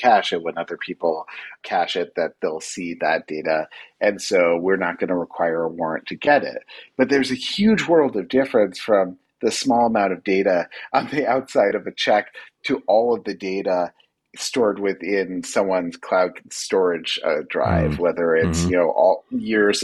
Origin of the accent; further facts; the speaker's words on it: New York City, New York, United States; I'm a New Yorker. I was here when that attack happened.